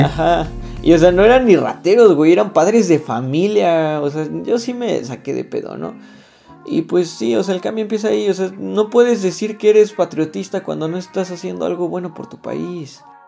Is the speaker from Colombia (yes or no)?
no; Mexico; somos mexicanos nosotros